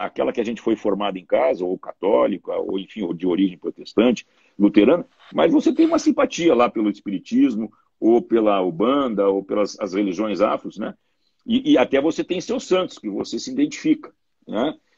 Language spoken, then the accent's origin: Portuguese; Porto Alegre, Rio Grande do Sul, Brazil; sou natural aqui de Porto Alegre, do Rio Grande do Sul